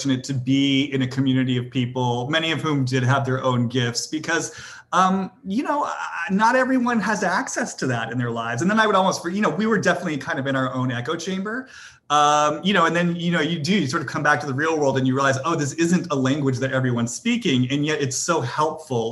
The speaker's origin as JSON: {"language": "English", "town": "Boston", "region": "Massachusetts", "country": "United States", "said": "I'm from Boston, you know, I went to prep school"}